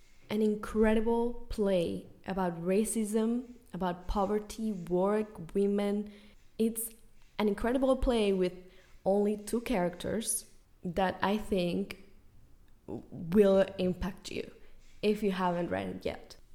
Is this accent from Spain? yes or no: yes; Spain; moved away as an adult; now in United States; I was born and raised in Spain.